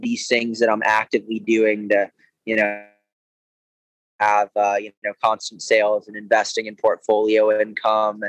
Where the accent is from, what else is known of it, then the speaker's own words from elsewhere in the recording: Georgia, United States; also born or lived in Lake Tahoe; now in Carlsbad, United States; a skateboarder growing up in Georgia